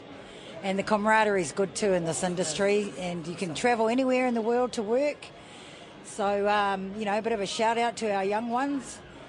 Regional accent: Masterton, Wellington, New Zealand; I'm from Masterton.

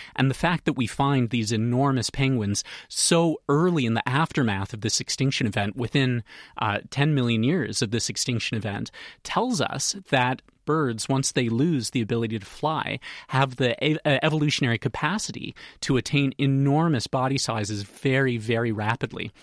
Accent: Canada; moved away; I'm from Canada, as you can probably tell from my accent, so back home we'd say 350 pounds

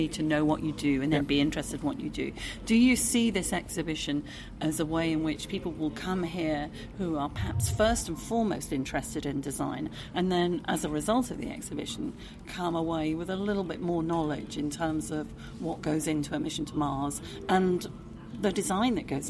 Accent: United Kingdom; being British

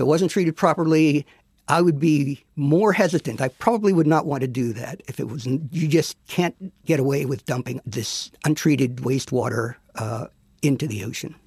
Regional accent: Pennsylvania, United States; where I grew up in Pennsylvania

